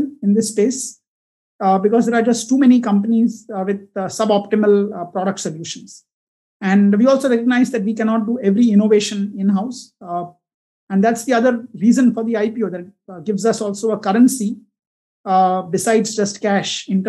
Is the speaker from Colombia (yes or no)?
no; Mumbai, Maharashtra, India; also born or lived in Pune / New York; I was born in Pune. My mom was from there. But early years were all spent in Bombay, right up till IIT Bombay